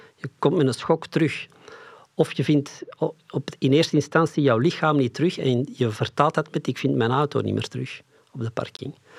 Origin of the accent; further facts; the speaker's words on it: Flanders, Belgium; ons verleden, het stuk Vlaanderen